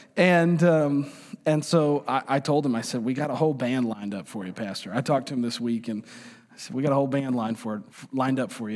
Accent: New York, United States; moved away; I'm from New York, man. I'm a New Yorker

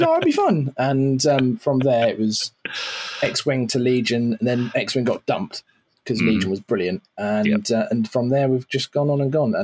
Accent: United Kingdom; also born or lived in Cambridge; by my accent, you can tell I'm not from the States. I'm from the UK.

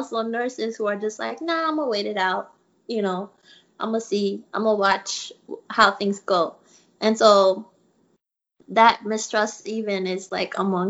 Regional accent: Togo; also born or lived in Iran; So like I was born in Togo in West Africa and lived there off and on during my childhood.

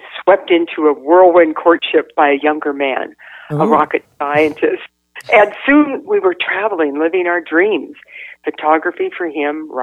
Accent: Northern California, United States; moved away; I grew up in Northern California

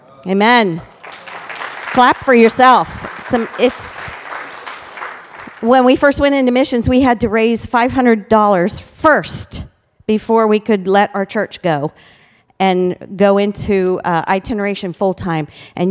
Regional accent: Ghana; also born or lived in Cameroon / Botswana; Like I said, I was raised in Ghana, West Africa. And then the Lord placed a missionary call on Pat and my life. And we went to Africa first. We were there for 18 years in Cameroon and Botswana.

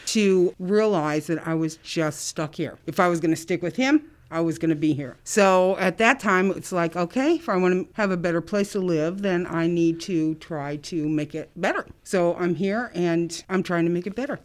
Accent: South Bend, Indiana, United States; moved away as an adult; now in Muncie, United States; I, um, was born and raised in South Bend.

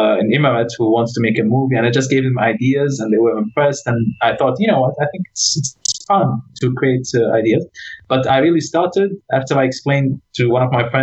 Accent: Iraq; moved away; I'm from Iraq

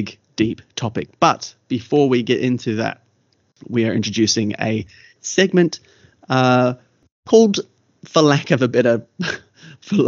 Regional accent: Kaikohe, Northland, New Zealand; also born or lived in Kerikeri; now in Australia; our early years growing up in Kaikohe

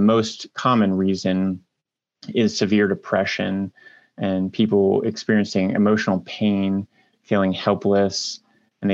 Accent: Marion, Ohio, United States; I grew up in Marion, Ohio, which is a smaller town in north central Ohio

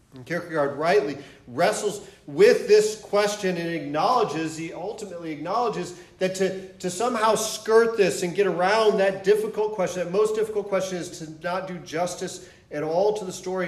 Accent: Michigan, United States; moved away as an adult; also born or lived in Atlanta, Georgia / St. Louis, Missouri / San Diego, California; I, I'm originally from Michigan. Um, grew up there

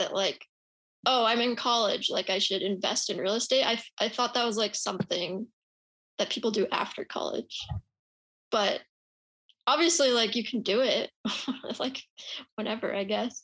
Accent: Utah, United States; also born or lived in San Francisco; now in Austin, United States; where I'm from, which is Utah

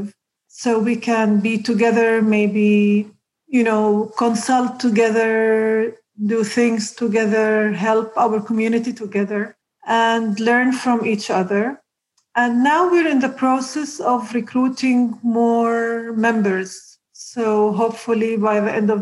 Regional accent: Nazareth, Northern District, Israel; I grew up in Nazareth, a very simple family

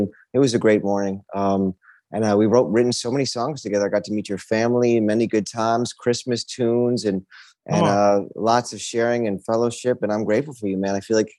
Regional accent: Hong Kong; born there; also born or lived in Norway / New York City / Texas / Miami; I was born in Hong Kong, Norway, came back to New York City and then Texas and then Miami really was where I kind of came into who

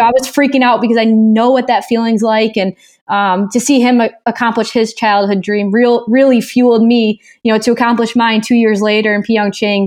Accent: Chicago, Illinois, United States; we're both from the Chicagoland area.

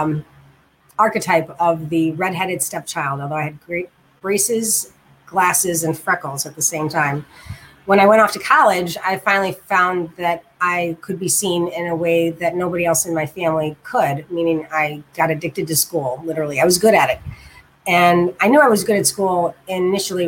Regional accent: Chicago, Illinois, United States; also born or lived in Germany / West Lafayette, Indiana; I'm from Chicago. Yes, Chi-Chi Town. I've lived here for most of my life, except for 8 years when I lived in Germany

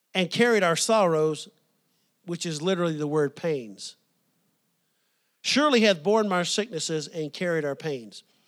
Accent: the South, United States; growing up in the South

